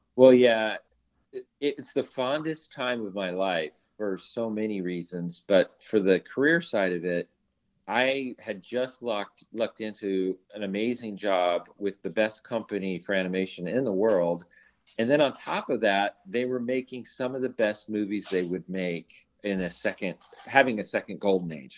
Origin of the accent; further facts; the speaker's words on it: Long Beach, California, United States; I grew up in Long Beach, California